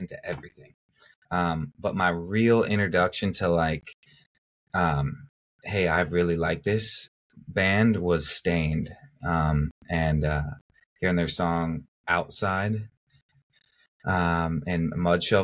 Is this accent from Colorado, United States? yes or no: yes; Louisville, Colorado, United States; a little kid growing up in Louisville, Colorado